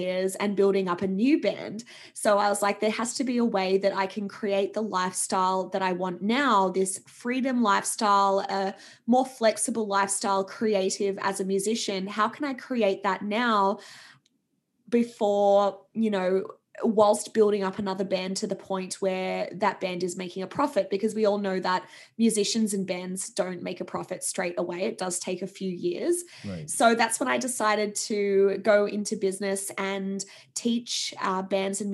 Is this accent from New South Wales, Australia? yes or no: yes; Sydney, New South Wales, Australia; moved away; I was in a corporate role back in my hometown of Sydney